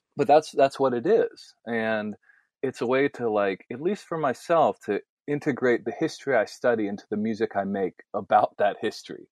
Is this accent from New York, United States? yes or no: no; Nashville, Tennessee, United States; moved away; the music that I came from growing up in Nashville